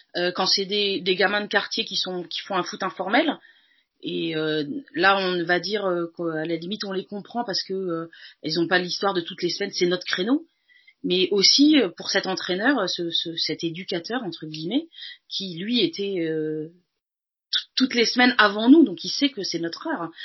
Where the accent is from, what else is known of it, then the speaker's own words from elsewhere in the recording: Paris, Île-de-France, France; je suis parisienne aussi